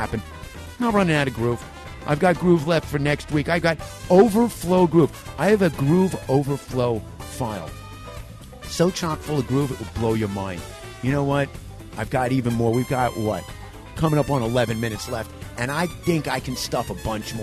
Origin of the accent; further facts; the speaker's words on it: New York, United States; moved away; the reason I talk fast, I'm from New York. It's in my DNA